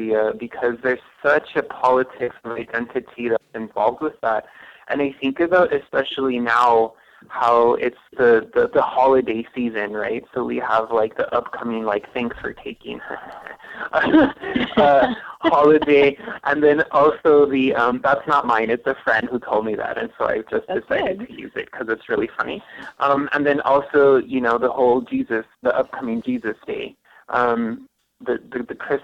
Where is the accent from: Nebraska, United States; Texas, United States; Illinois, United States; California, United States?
Texas, United States; El Paso; also born or lived in Ciudad Juárez, Mexico; I grew up in El Paso and I also grew up in Juarez